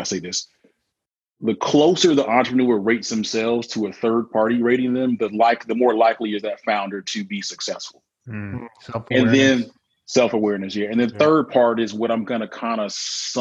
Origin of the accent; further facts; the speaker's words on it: Mobile, Alabama, United States; I'm from Alabama, actually, so Mobile